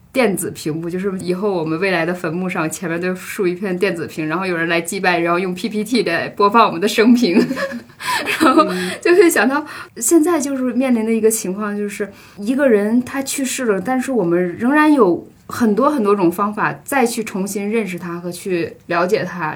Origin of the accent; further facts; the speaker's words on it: Northeast China, China; 我是东北人嘛